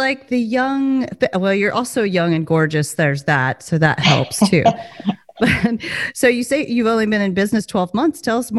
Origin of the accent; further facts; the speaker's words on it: the South, United States; accent: drawl; I am from the South